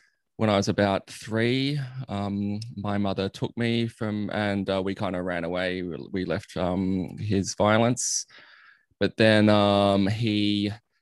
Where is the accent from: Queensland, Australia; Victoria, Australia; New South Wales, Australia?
New South Wales, Australia; Sydney; also born or lived in Armidale; I grew up in Sydney